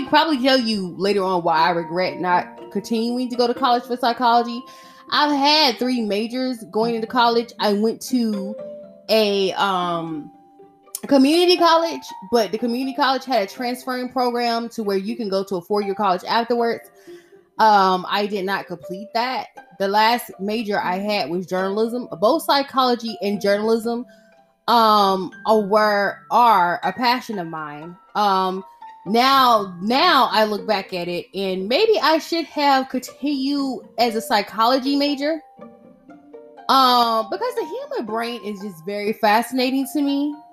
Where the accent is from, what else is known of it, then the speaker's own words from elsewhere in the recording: Atlanta, Georgia, United States; far as you're concerned, I am from Atlanta, Georgia.